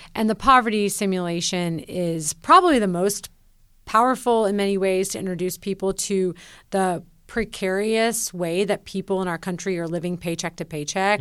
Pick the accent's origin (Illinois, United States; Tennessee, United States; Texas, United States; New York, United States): Tennessee, United States; Nashville; moved away as an adult; When I moved back to Nashville, my hometown